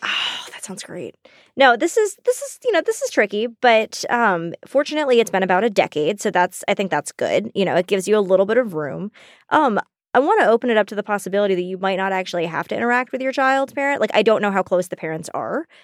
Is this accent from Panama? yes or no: no; the South, United States; moved away; We grew up in the South